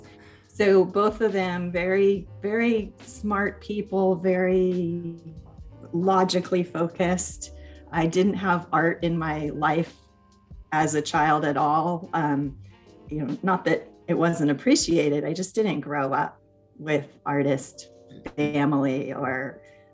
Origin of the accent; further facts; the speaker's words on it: Sonoma County, Northern California, United States; I ended up coming back to my hometown. So born and raised here.